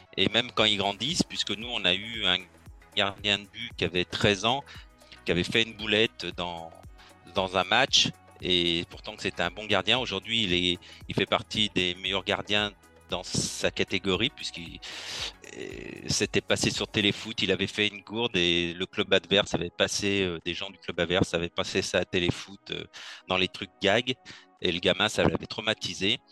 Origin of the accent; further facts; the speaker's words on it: Lyon, Auvergne-Rhône-Alpes, France; Je suis né à Lyon.